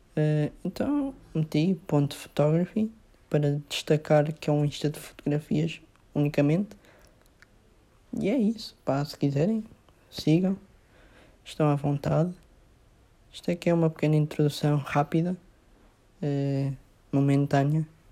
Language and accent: Portuguese; Mozambique; eu sou de Moçambique